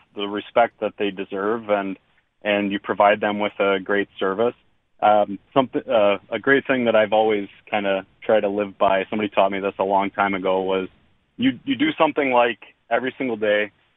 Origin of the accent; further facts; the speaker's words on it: Nashotah, Wisconsin, United States; I'm born and raised in Neshota, so I'm Neshota, Oconomowoc, Lake Country area.